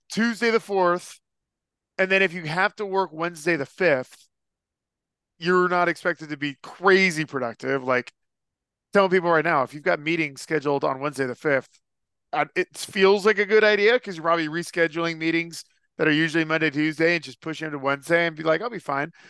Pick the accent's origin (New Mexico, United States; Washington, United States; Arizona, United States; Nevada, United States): Nevada, United States; Las Vegas; I growing up in Vegas, like I don't know who his NBA team was.